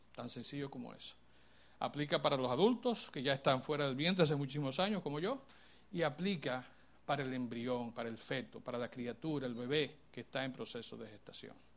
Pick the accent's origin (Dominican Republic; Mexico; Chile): Dominican Republic; como país, como pueblo, como personas dominicanas